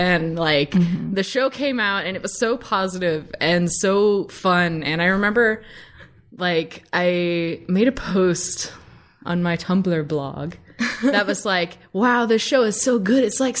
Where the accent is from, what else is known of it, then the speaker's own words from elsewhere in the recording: Somerset, Kentucky, United States; moved away as an adult; now in Los Angeles, United States; I am from Central Kentucky. I am from Somerset.